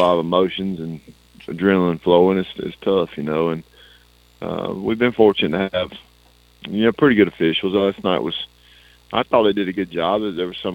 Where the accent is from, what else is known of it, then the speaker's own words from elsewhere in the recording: Blakely, Georgia, United States; in my hometown